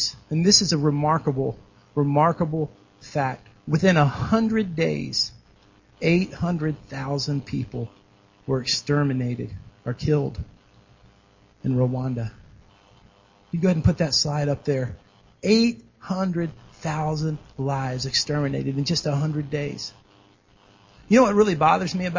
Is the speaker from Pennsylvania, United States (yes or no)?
no; Dallas, Texas, United States; moved away as an adult; also born or lived in Kansas City; I grew up in Dallas, and I went to school in Kansas City